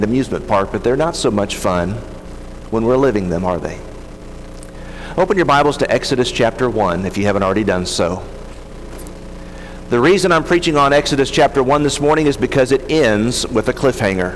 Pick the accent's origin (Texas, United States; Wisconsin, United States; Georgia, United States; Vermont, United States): Texas, United States; near Dallas; When I was a kid, I grew up near Dallas